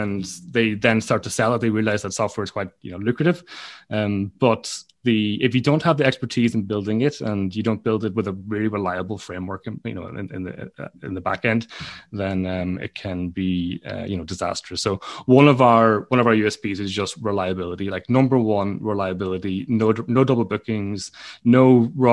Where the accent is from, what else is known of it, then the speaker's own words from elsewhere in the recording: Donegal, Ulster, Ireland; moved away; also born or lived in London, United Kingdom; My parents run a guest house and I'm from Donegal in Ireland